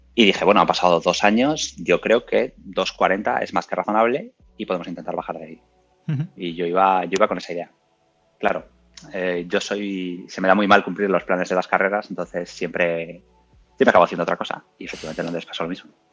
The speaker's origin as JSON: {"language": "Spanish", "town": "Burgos", "region": "Castile and León", "country": "Spain", "moved": "yes", "lives_now": "Madrid, Spain", "said": "tengo 34 años, soy de Burgos"}